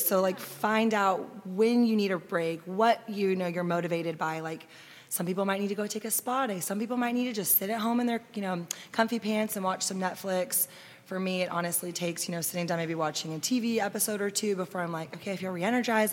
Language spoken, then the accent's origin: English; Austin, Texas, United States; we're locals, we grew up in Austin.